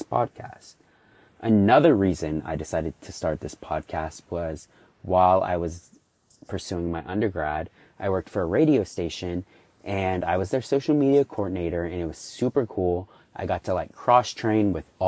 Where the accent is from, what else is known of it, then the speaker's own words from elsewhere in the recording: Houston, Texas, United States; I'm 24 years old and I'm from Houston, Texas